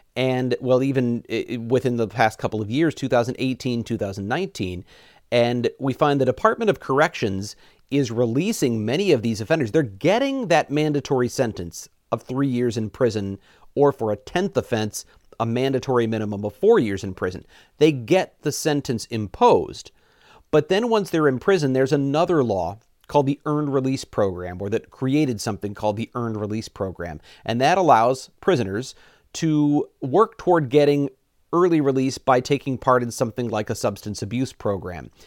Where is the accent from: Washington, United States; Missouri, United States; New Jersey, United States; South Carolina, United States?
Missouri, United States; moved away as an adult; now in Wisconsin, United States; I'm from Missouri originally